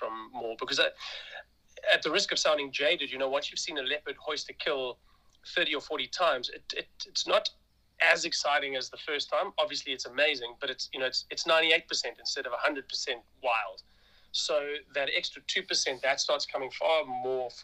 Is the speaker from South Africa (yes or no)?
yes; South Africa; as a South African. You grow up with these visions of beautiful leopards